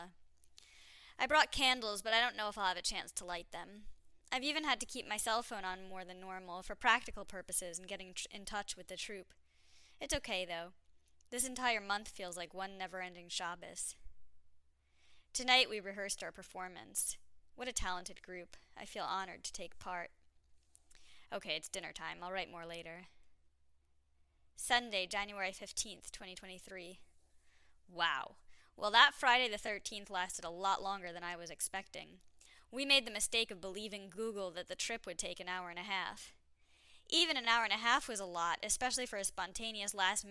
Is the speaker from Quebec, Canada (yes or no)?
yes; Montreal, Quebec, Canada; I was from Montreal